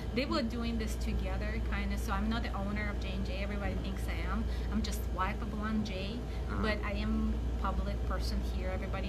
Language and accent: English; Anchorage, Alaska, United States; now in Palmer, United States; I'm from Anchorage. I sleep in Palmer. I work in Wasilla. I don't know anybody.